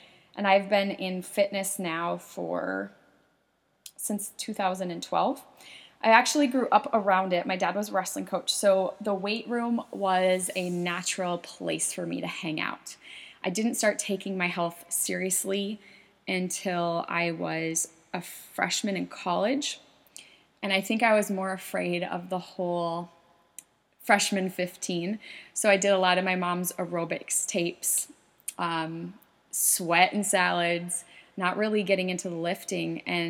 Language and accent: English; South Dakota, United States; now in Minnesota, United States; I moved up here, back in 2004 from South Dakota, small town.